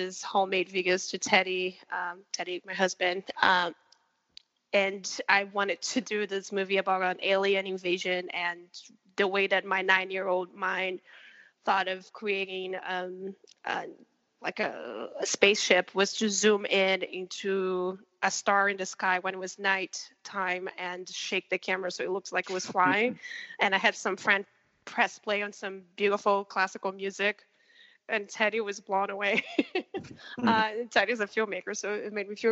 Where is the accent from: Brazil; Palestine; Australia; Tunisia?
Brazil; Rio de Janeiro; I was born and raised in Rio de Janeiro, Brazil